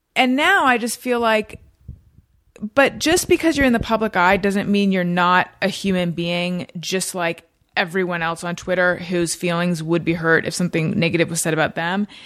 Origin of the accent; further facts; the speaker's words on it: Orange County, California, United States; moved away as an adult; also born or lived in Oakland, California / New York; I was born in Northern California, but I grew up in Orange County